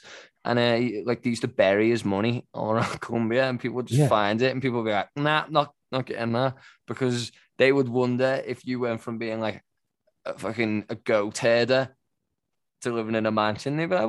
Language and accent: English; England, United Kingdom; now in Sydney, Australia; It's been a very, very wet, turbulent time here in Sydney. It's rained for 3 weeks. I'm English.